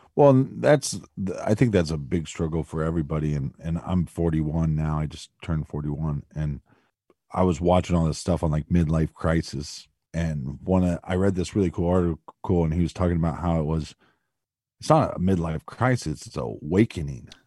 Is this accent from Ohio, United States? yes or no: yes; outside of Columbus, Ohio, United States; I'm from outside of Columbus.